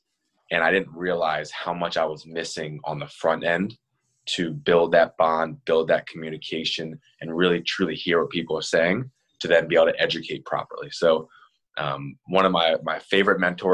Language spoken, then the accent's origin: English; Maryland, United States; I'm from Maryland